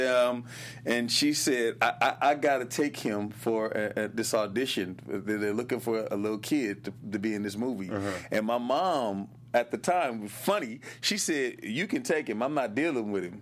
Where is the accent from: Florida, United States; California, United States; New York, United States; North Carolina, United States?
California, United States; Los Angeles; I was born here in Los Angeles